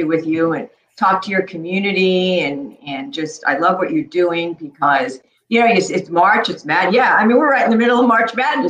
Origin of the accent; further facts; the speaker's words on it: New York City, New York, United States; also born or lived in Chicago; Born in Chicago, and before I started the year, I started kindergarten. I moved to New York City.